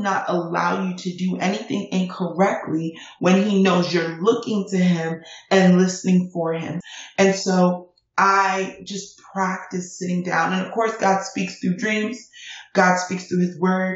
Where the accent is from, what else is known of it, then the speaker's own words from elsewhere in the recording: United States; also born or lived in Nigeria; I came to America from Nigeria when I was 5 months old.